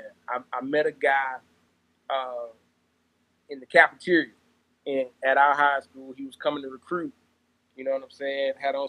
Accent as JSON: {"language": "English", "town": "Orangeburg", "region": "South Carolina", "country": "United States", "tie": "born or raised there", "said": "Orangeburg, born and raised, man, proud of it."}